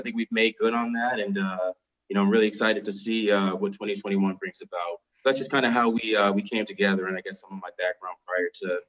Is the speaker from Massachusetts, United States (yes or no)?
yes; Boston, Massachusetts, United States; moved away as an adult; also born or lived in Berkshires, Massachusetts; being a lifelong Bostonian, born and raised in Dorchester